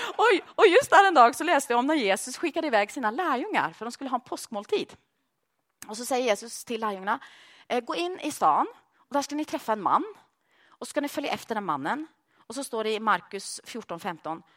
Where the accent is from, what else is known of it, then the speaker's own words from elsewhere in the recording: Sweden; moved away as an adult; also born or lived in Norway; now in Malmö, Sweden; jag som svensk